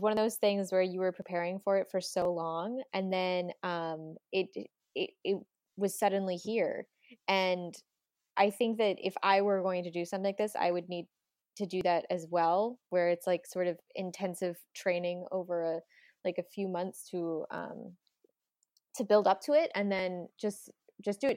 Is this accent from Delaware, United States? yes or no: yes; Delaware, United States; We're both from Delaware